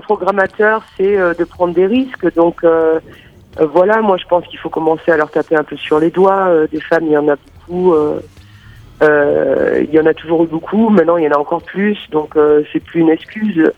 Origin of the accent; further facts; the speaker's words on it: Monaco; now in Berlin, Germany; suis née à Monaco et je vis euh, à Berlin, en Allemagne